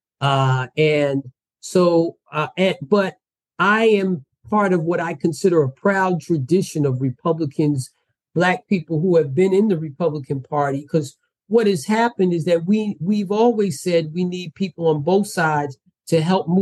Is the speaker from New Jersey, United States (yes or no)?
yes; New Jersey, United States; moved away as an adult; also born or lived in Washington, D.C.; I was born and raised in Jersey.